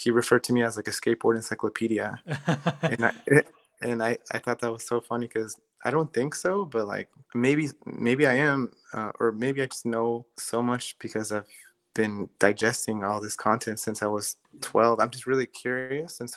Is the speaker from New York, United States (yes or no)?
no; Maryland, United States; moved away as an adult; also born or lived in Los Angeles, California; where are you from? And I said, Maryland.